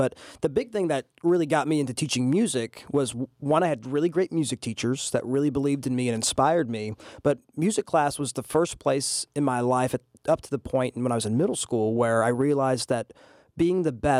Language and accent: English; England, United Kingdom; also born or lived in Okinawa, Japan; now in United States; I was born in Okinawa, Japan. I started school in England in the British school system, moved to the United States in the early 2000s.